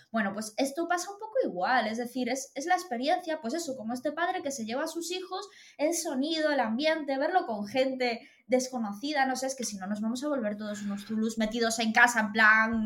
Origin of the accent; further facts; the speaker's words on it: Galicia, Spain; soy muy gallega